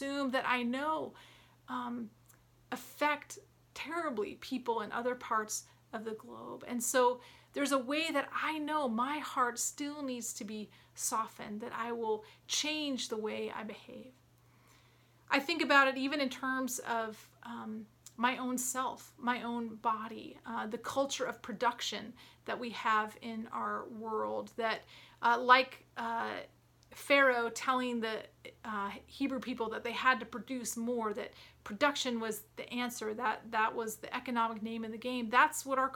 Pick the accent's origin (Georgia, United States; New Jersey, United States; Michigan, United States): Georgia, United States; Atlanta; moved away; also born or lived in Williamsburg, Virginia; growing up in Atlanta